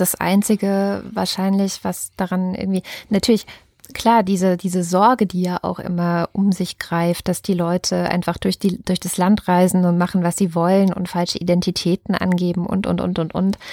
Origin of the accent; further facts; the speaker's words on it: Berlin, Germany; als Berlinerin